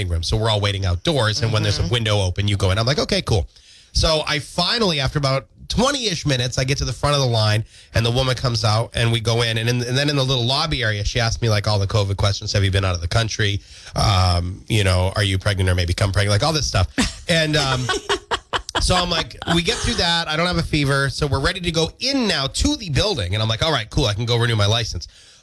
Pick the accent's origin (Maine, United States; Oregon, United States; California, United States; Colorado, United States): Maine, United States; Windsor; my hometown of Windsor